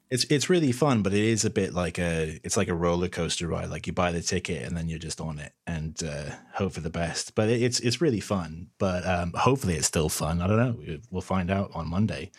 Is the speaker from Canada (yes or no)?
yes; Canada; moved away as an adult; also born or lived in London, United Kingdom; now in United Kingdom; I'm originally from Canada